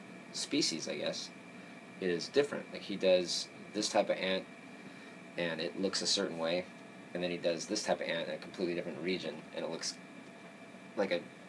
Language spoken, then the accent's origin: English; Orange County, California, United States; I'm from Orange County